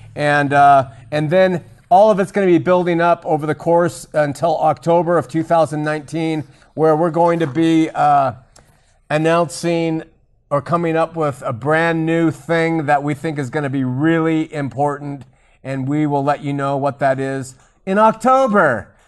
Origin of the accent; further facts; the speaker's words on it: Huntington Beach, California, United States; now in Utah, United States; growing up in Huntington Beach